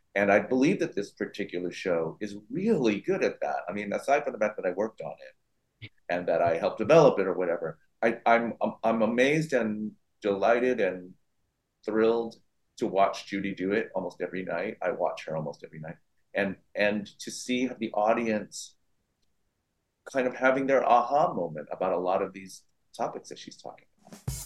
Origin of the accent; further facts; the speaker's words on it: San Francisco, California, United States; my hometown, San Francisco